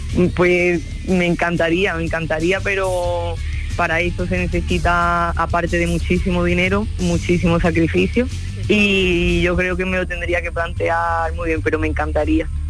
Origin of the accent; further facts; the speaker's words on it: Villamartín, Andalusia, Spain; en Villamartín, en mi pueblo